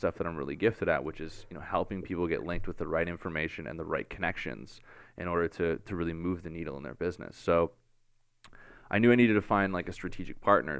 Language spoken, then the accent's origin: English; Barrie, Ontario, Canada; moved away as an adult; also born or lived in Hollywood Hills, Los Angeles; I'm from Barrie